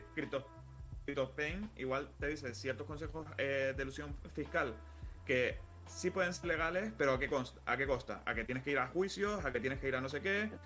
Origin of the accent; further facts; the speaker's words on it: Canary Islands, Spain; soy, canario